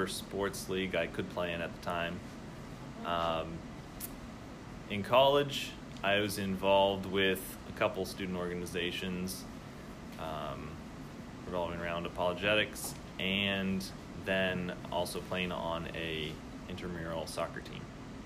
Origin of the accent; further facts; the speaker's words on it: Athens, Ohio, United States; I am from Ohio, from the Athens area